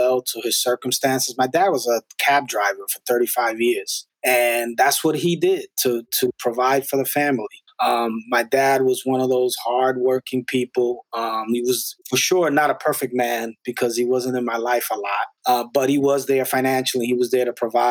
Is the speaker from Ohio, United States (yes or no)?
no; New York City, New York, United States; also born or lived in Spanish Harlem; I grew up in the Upper West Side in Washington Heights.